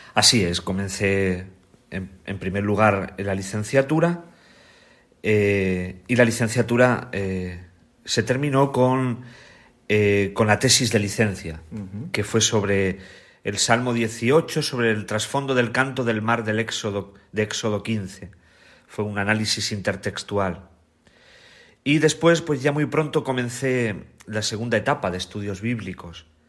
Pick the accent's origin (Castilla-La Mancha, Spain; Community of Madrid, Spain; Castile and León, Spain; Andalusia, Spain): Castilla-La Mancha, Spain; Bolaños de Calatrava; moved away as an adult; also born or lived in Rome; Nací en, en, Bolaños de Calatrava, que es un pueblo de Ciudad Real